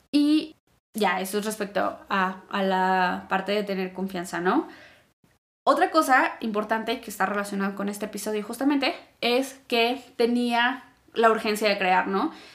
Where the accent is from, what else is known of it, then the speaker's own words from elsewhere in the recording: Mexico; yo ya salí de México, ya estuve viajando